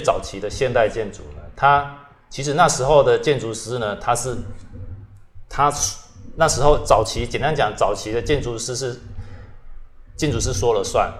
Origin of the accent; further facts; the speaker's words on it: Kaohsiung, Taiwan; also born or lived in London, United Kingdom; 因为我本身是在这里长大嘛